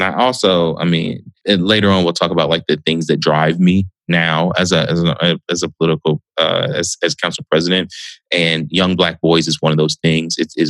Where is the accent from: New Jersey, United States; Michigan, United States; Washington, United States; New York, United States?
Michigan, United States; Southfield; I mean, I was from Southfield.